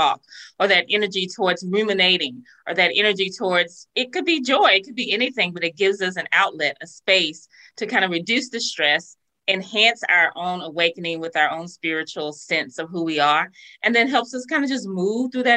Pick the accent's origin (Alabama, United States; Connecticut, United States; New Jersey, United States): Alabama, United States; I grew up in Alabama, lived here all my life